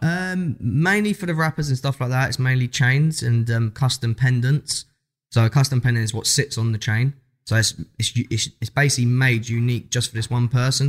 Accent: London, United Kingdom; We come from South London

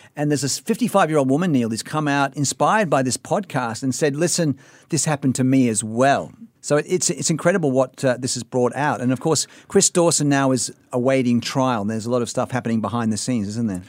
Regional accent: Sydney, New South Wales, Australia; now in Singapore; Stephen and I, you know, growing up in Sydney

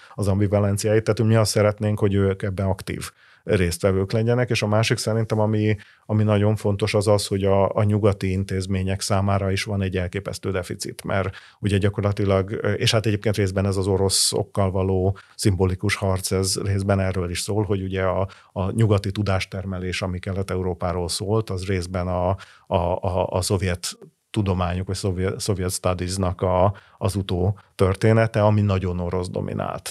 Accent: Hungary

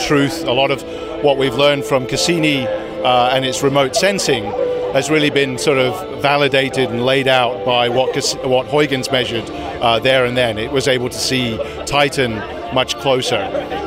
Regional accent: United Kingdom; moved away; also born or lived in Netherlands / United States

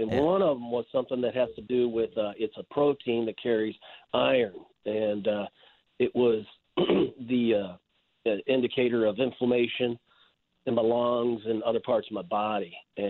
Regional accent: Chicago, Illinois, United States; Even though I'm from Chicago, I still listen to you guys on the .com app.

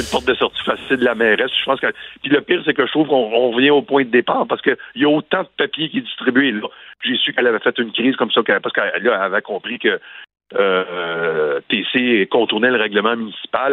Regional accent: Montreal, Quebec, Canada; je suis de Montréal

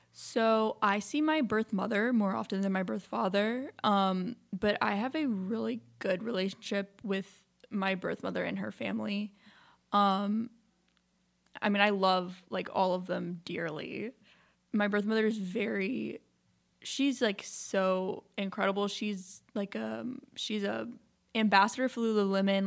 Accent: Memphis, Tennessee, United States; I was born in Memphis, Tennessee.

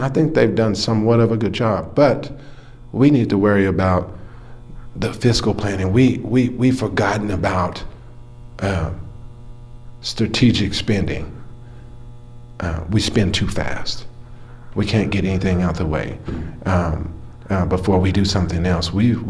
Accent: Lubbock, Texas, United States; I grew up in East Lubbock.

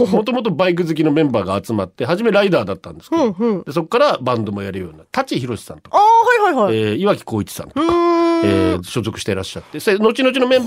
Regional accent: Tohoku, Japan; 東北人ですからね。うんだ。

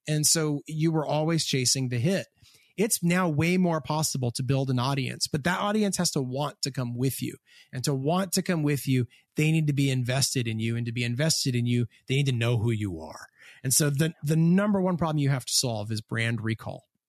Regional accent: Hamilton, Ontario, Canada; I am from Hamilton, Ontario, Canada

